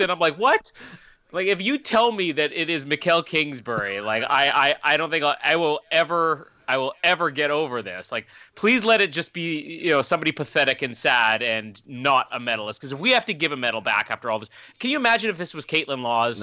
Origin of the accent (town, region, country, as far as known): Canada